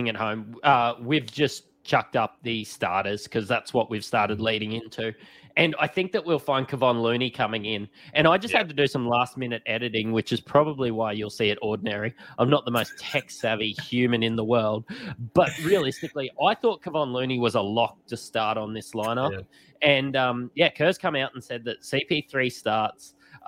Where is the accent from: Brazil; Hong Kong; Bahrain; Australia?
Australia; people know we're Australian